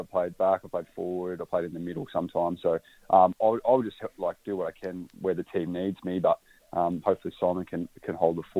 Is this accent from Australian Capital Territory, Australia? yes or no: yes; Canberra, Australian Capital Territory, Australia; moved away; also born or lived in Orbost, Victoria / Adelaide; I was born in Orbost, was there until I was about five, and then moved up to Canberra for dad's work and played all my junior footy up there with Belconnen.